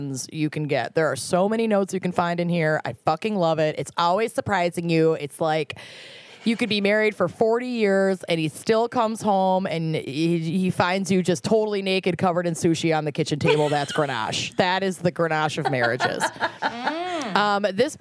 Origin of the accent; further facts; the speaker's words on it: Connecticut, United States; I'm from Connecticut